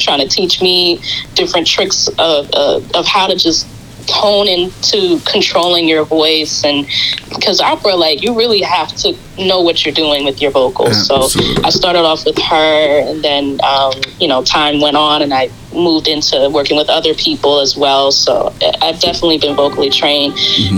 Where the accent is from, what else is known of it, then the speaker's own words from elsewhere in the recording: New York City, New York, United States; I'm from Queens, New York, uh, representing Queens